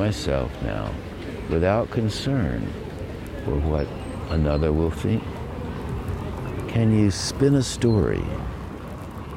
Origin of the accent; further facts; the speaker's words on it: Asheville, North Carolina, United States; growing up on Brevard Road in Asheville, North Carolina